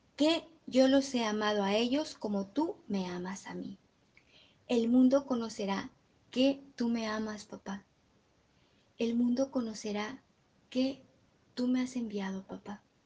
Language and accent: Spanish; Guanajuato, Mexico; yo que soy de Guanajuato